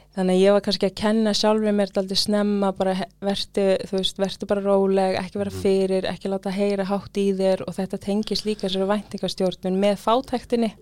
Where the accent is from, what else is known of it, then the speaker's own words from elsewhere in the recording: Iceland; also born or lived in London, United Kingdom; mamma kemur til Íslands, ég fæðist hér